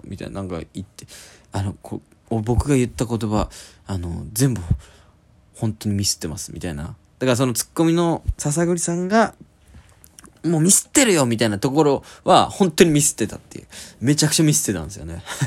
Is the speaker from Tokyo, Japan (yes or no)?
no; Oita, Japan; 僕実は大分県出身で